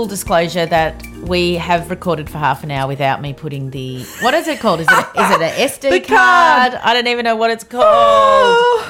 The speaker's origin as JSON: {"language": "English", "town": "Launching Place", "region": "Victoria", "country": "Australia", "tie": "born or raised there", "said": "I tell them where I'm close to, which I relate to as growing up in the Yarra Valley because people had never heard of Launching Place, but they would have heard of Warburton. So I'd say, I'm from near Warburton."}